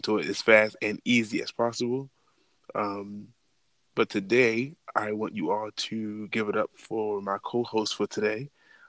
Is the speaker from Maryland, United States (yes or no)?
yes; Baltimore, Maryland, United States; moved away as an adult; now in Atlanta, United States; I'm not originally from Atlanta, I'm actually from Baltimore. I moved to Atlanta to pursue and get my photography business off the floor and ground. And here I am, been here almost 3.5 years.